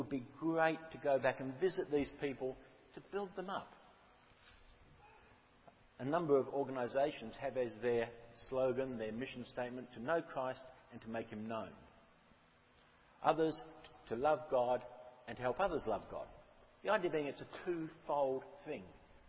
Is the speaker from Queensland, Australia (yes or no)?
yes; Rolling Stone, Queensland, Australia; now in Golden Bay, New Zealand; teenager, I grew up in Rolling Stone, and it took me about 45 years to get to Golden Bay.